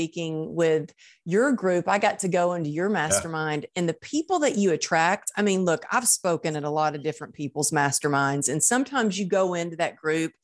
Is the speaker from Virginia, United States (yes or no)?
no; Texas, United States; I grew up in Texas in the Bible Belt